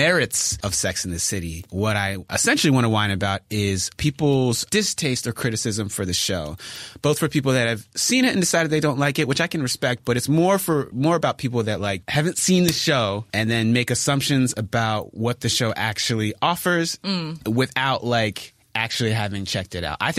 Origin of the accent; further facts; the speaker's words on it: Philadelphia, Pennsylvania, United States; from Philly